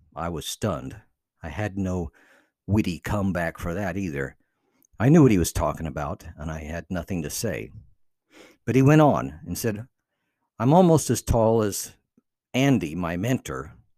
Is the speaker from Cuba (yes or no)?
yes; Cuba; English is a second language; moved away as an adult; also born or lived in North Carolina, United States; now in United States; I had left Cuba to come to America